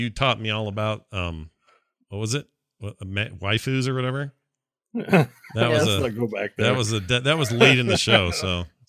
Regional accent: Provo, Utah, United States; now in St. George, United States; I am too from good old Utah. I grew up in the Provo area, and I've lived the past 10 years in St. George.

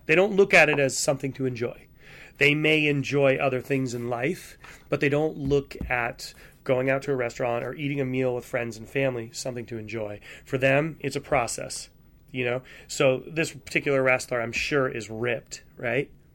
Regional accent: New England, United States; I grew up in New England. I grew up on the water

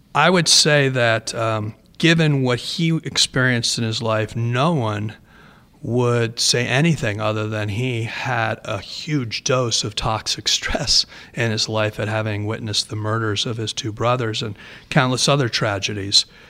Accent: Rhode Island, United States; I'm from Rhode Island

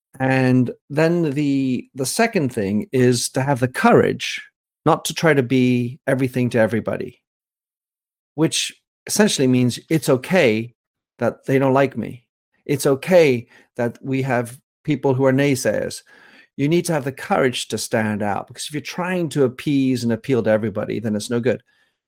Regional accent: France; also born or lived in Belgium / England; So I am an American with French nationality. I was born in Belgium, raised in France, educated in England, and thus think of myself as somewhat polynational, polyglossy.

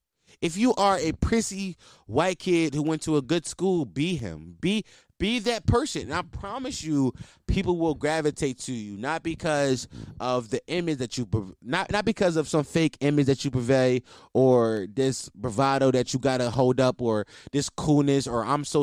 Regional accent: East Coast, United States; Listen, I'm from the East Coast, by the way.

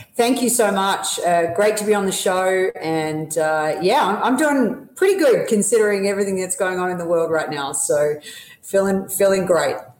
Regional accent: Melbourne, Victoria, Australia; moved away as an adult; now in United States; I always spend three months of, of, the year back in Melbourne in my hometown

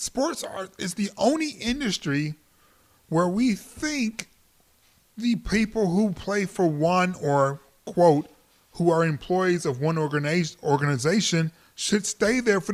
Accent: Detroit, Michigan, United States; now in Los Angeles, United States; I'm from Detroit.

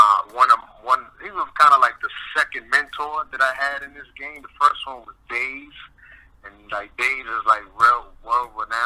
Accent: New York City, New York, United States; also born or lived in Bronx, New York; I'm born and raised in Brooklyn, New York, but then I moved to the Bronx

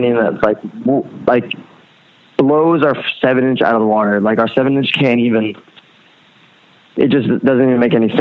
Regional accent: Allentown, Pennsylvania, United States; moved away as an adult; also born or lived in Rhode Island; now in Philadelphia, United States; I was born in Lehigh Valley, which is an hour north of Philly. I spent like my entire childhood there.

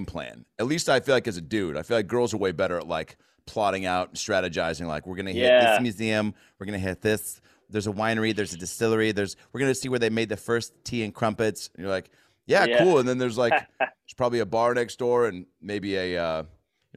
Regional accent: United States; I'm from America.

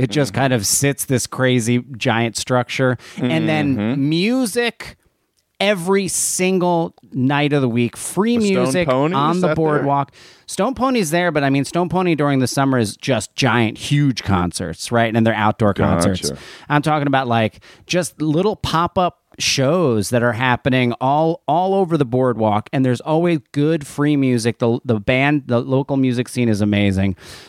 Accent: Australia; now in United States; As an Australian, I love it there in the winter.

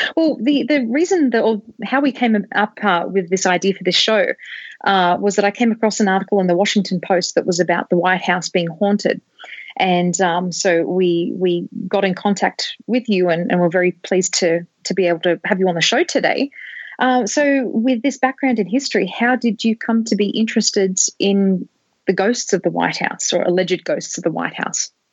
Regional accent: Australia; an Australian

